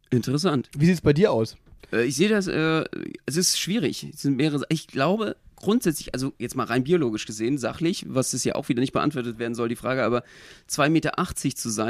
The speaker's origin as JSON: {"language": "German", "region": "East Germany", "country": "Germany", "said": "als Ossi bin ich ja so, so, so FKK-Verfechter"}